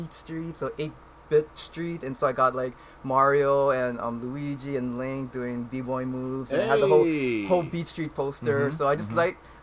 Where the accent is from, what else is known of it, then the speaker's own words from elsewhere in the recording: Kauai, Hawaii, United States; I'm from Kauai.